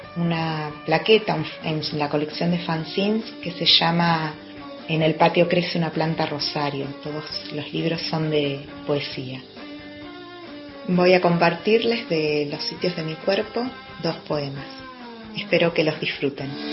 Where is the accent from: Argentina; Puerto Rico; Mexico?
Argentina; Tierra del Fuego; now in Neuquén, Argentina; resido en Neuquén, aunque nací en Tierra del Fuego